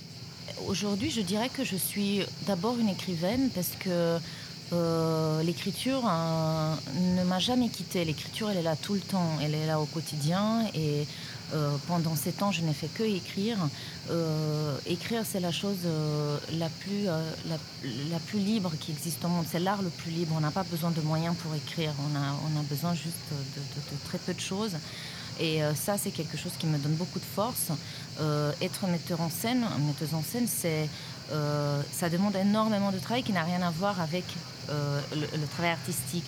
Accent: Romania; moved away as an adult; now in France; je suis toujours, euh, en lien avec, euh, mon pays d'origine

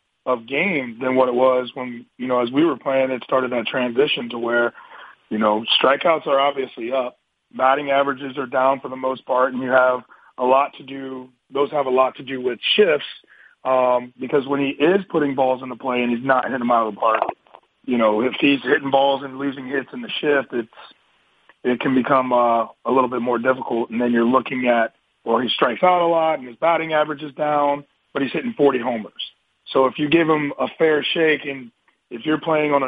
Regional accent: St. Louis, Missouri, United States; moved away; also born or lived in Philadelphia; I grew up in St. Louis, so I got to listen to Jack Buck with the Cardinals

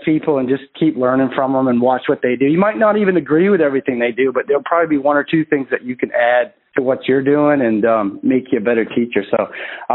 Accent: Maine, United States; I'm from Maine

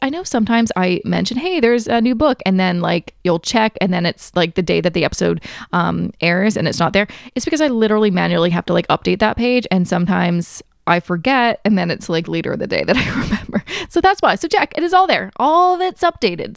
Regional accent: Canada; I am also Canadian

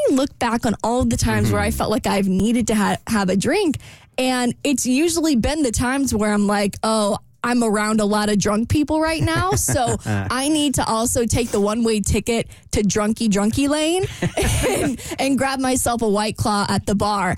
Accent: Jacksonville, Florida, United States; moved away; this really fun part of town in my hometown

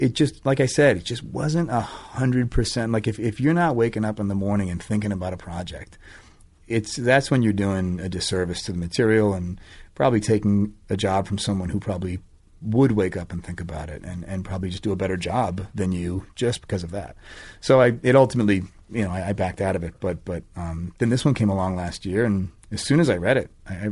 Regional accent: Boston, Massachusetts, United States; I grew up in Boston

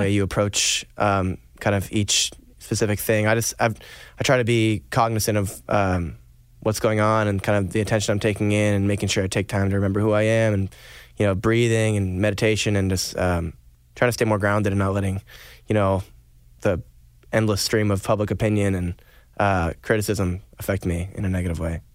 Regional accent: Stratford, Vermont, United States; I'm from Stratford, Vermont

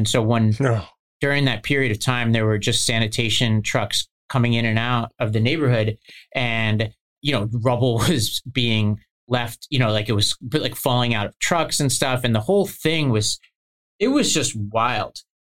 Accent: New York City, New York, United States; I grew up in New York City, but I was upstate for the first time in my life, really, you know, living away from home.

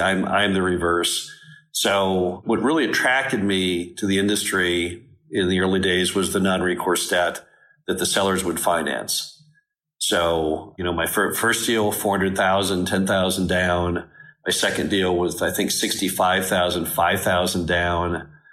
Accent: Dallas, Texas, United States; moved away; I grew up in Dallas, went to Stanford University

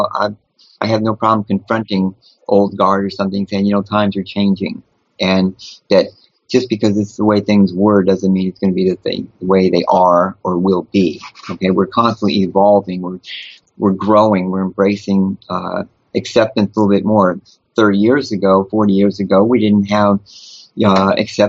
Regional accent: New Orleans, Louisiana, United States; moved away; I'm originally from New Orleans

